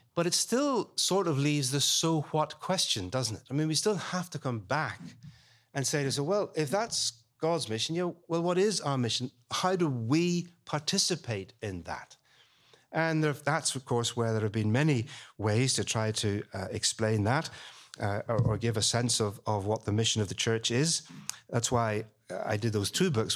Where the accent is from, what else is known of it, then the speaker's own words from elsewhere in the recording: Belfast, Northern Ireland, United Kingdom; now in London, United Kingdom; I was born and brought up in Belfast